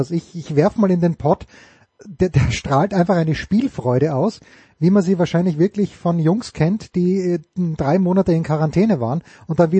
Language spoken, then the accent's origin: German; Austria; Also ich, du, ich bin Österreicher.